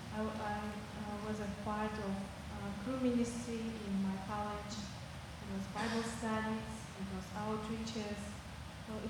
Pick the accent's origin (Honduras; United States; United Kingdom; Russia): Russia; Siberia; English is a second language; I was born in Siberia. I was grew up there and graduated.